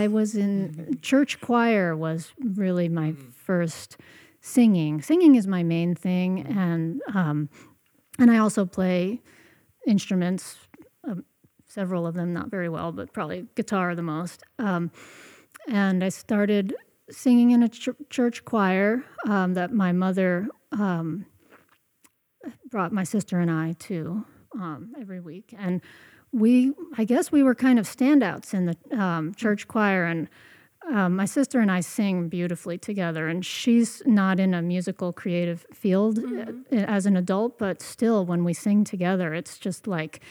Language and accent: English; Ocean Grove, New Jersey, United States; now in West Marin, United States; I was born in New Jersey and grew up in New Jersey